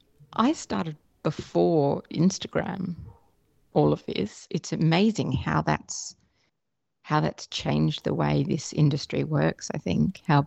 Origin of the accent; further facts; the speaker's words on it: Australia; Oh, definitely.